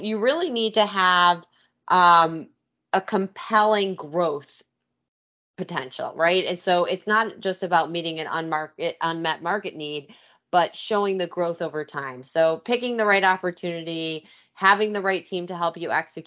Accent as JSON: {"language": "English", "region": "Michigan", "country": "United States", "also_born_or_lived": "New York / Los Angeles", "moved": "yes", "lives_now": "Philadelphia, United States", "said": "I'm originally from Michigan, so not a native Philadelphian"}